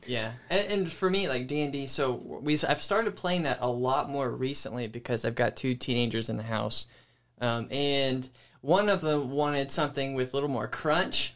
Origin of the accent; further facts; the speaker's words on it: Pensacola, Florida, United States; also born or lived in Georgia / Panama City, Florida; now in Jonesville, United States; I grew up in Pensacola, Florida